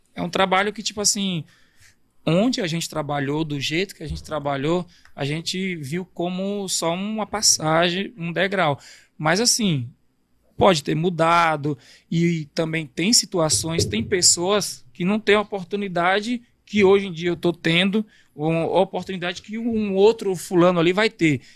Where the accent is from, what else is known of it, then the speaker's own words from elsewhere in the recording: São Domingos, Bahia, Brazil; also born or lived in Salvador / Manaus; now in São Paulo, Brazil; eu nasci em Salvador, aí minha mãe se separou do meu pai e tive que morar com meus avós no interior da Bahia, em São Domingos